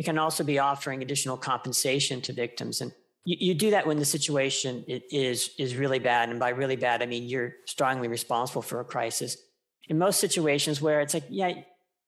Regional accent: United States; my home country, the US

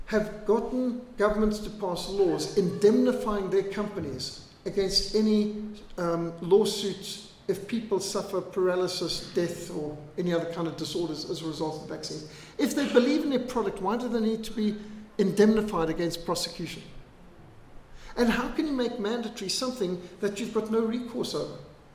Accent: Zimbabwe; now in South Africa; I was brought up in Rhodesia. We were brought up with bilharzia, malaria, tick bite fever

